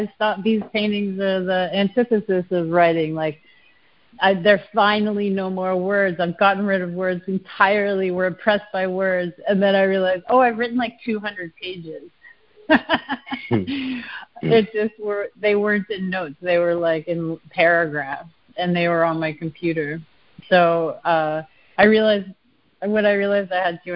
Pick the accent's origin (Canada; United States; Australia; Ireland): Canada; accent: Canadian; moved away; I always get called out for being Canadian when I say process